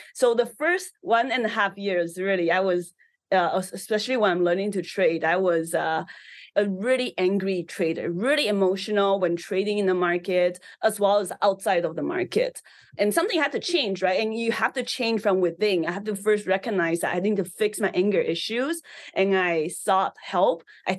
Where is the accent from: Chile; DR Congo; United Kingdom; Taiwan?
Taiwan; English is a second language; now in Canada; I think because I came from an immigrant background, so I immigrated to Canada from Taiwan. So, you know, as a first generation immigrant, it's really tough just adapting and not speaking English and making friends.